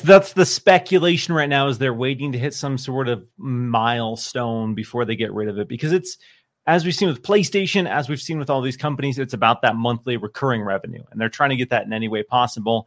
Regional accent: Seattle, Washington, United States; moved away; I come from Seattle

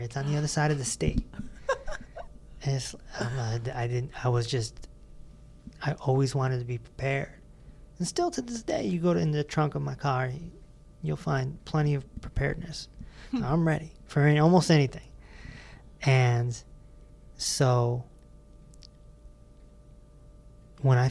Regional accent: East Hartford, Connecticut, United States; We're from East Hartford

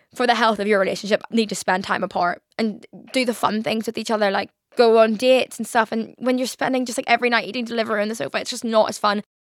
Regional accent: Belfast, Northern Ireland, United Kingdom; moved away as an adult; now in London, United Kingdom; When I moved from Belfast to London

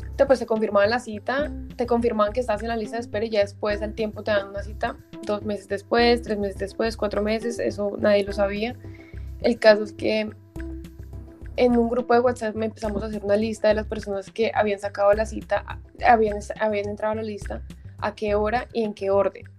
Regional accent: Bogotá, Colombia; also born or lived in Cali; now in Germany; yo soy de Bogotá, pero yo los últimos siete años estuve viviendo en Cali

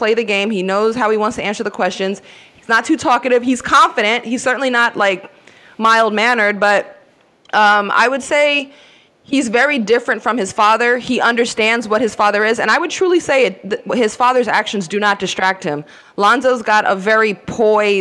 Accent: New York City, New York, United States; growing up in Queens

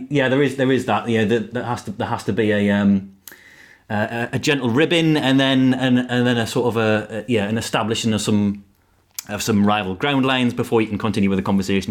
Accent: Northumberland, North East England, United Kingdom; I'm from Northumberland

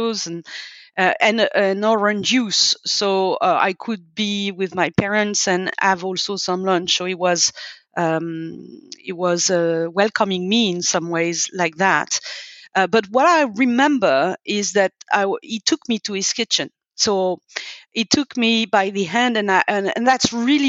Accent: suburbs of Paris, Île-de-France, France; also born or lived in Nantes / Lyon; when we moved out from Lyon to go to the suburbs of Paris with my parents

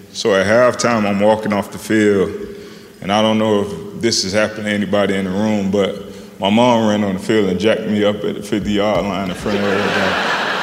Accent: Miami, Florida, United States; moved away as an adult; I grew up in Miami.

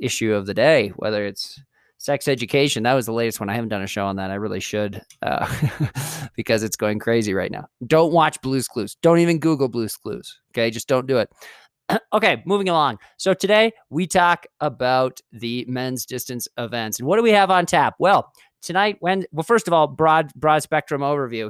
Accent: Moorhead, Minnesota, United States; my hometown, Moorhead State

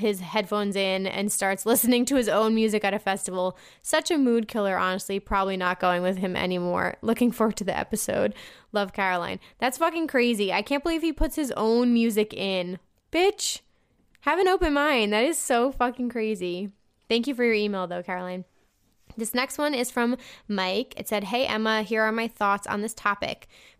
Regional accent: Germany; there are two pretty big festivals near my hometown in Germany that I go to every year, no matter what, because it's super convenient and I just love the vibes.

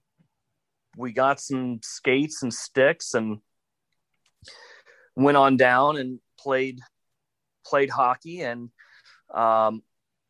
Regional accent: Colorado, United States; I'm from Colorado and grew up with two relatively good-sized ponds within walking distance of my house

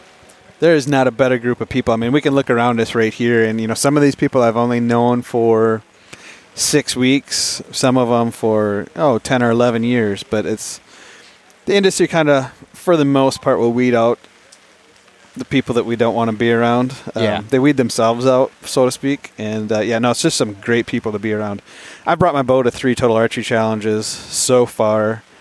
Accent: Pennsylvania, United States; I'm from Pennsylvania

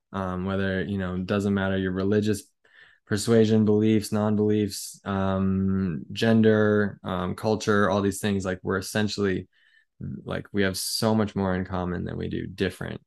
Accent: United States; as an American

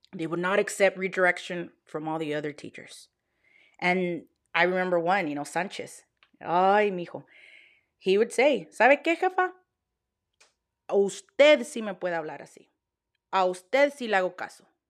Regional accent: Texas, United States; I'm from Texas. Y'all, like, born and raised Texan

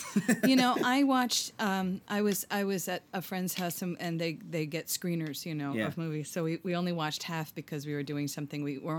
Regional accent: New York, United States; I'm from Hudson Valley, New York, and I'm a singer-songwriter.

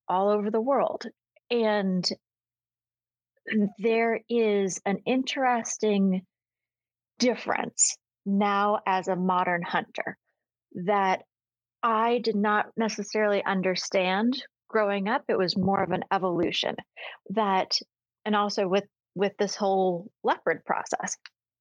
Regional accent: Maine, United States; now in Texas, United States; I grew up in Maine.

